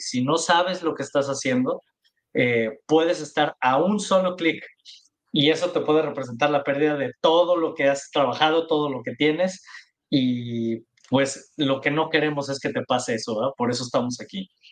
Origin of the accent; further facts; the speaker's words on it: Mexico; los tres somos mexicanos